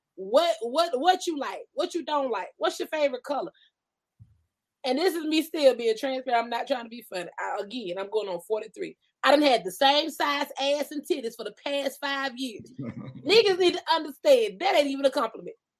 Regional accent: Georgia, United States; moved away as an adult; now in California, United States; I'm from Georgia, born and raised. I'm talking about country bumpkin

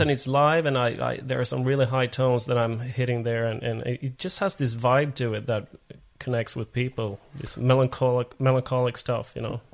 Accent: Finland; first language Swedish; English is a second language; moved away as an adult; now in Sweden; i was born in Finland, but I'm a Swedish-speaking Finn. So, right. but I've been I've been in Sweden for 20 years now.

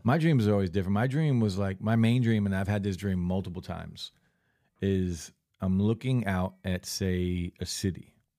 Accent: Lakewood, United States; growing up in Lakewood

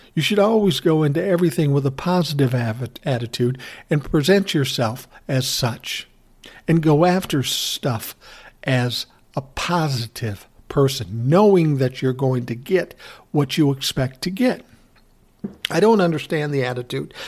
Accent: Midwest, United States; We're both from the Midwest

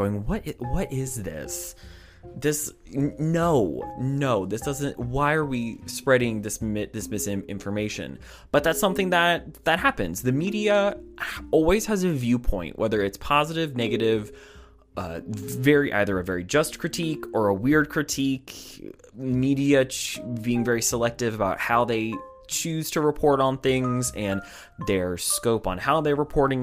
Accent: United States; as an American

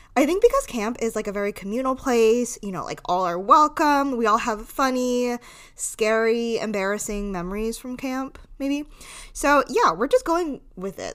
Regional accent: Rhode Island, United States; I grew up in Rhode Island

